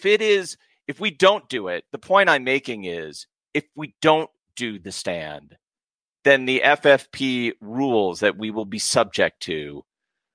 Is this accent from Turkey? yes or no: no; United States; I'm an American